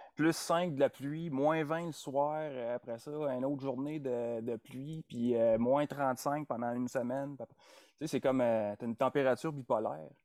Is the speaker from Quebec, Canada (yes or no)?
yes; Sherbrooke, Quebec, Canada; moved away as an adult; also born or lived in Montreal / Nunavut / Ontario / Kingston; now in Edmonton, Canada; J'ai grandi dans la région des Cantons de l'Est